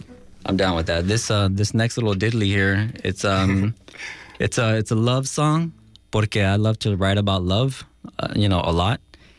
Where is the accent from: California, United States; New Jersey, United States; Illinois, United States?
California, United States; Los Angeles; I was born in Los Angeles, and my heritage comes from Guatemala and from Belize.